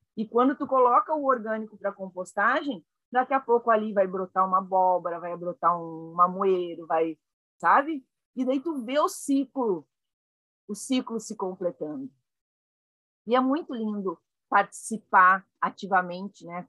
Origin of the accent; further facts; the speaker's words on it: Caxias do Sul, Rio Grande do Sul, Brazil; Eu nasci em Caxias do Sul, no Rio Grande do Sul